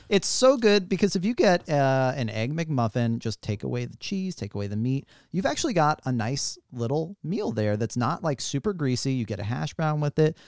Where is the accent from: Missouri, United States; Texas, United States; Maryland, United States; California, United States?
Missouri, United States; St. Louis; moved away; I'm from Saint Louis, Missouri